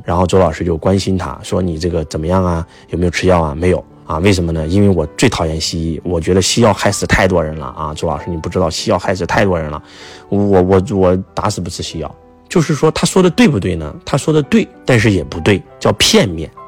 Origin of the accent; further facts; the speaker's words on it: China; 我们中国人